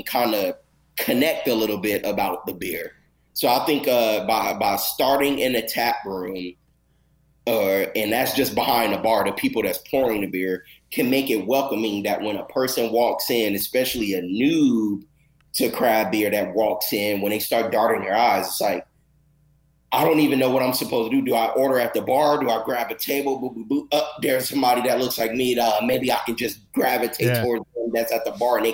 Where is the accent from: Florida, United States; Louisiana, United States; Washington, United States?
Louisiana, United States; also born or lived in Arkansas / Los Angeles, California; now in Texas, United States; me growing up in Louisiana and in the South, like Arkansas and things like